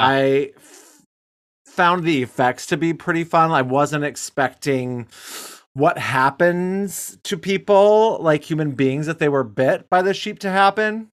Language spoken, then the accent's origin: English; Detroit, Michigan, United States; we're from Detroit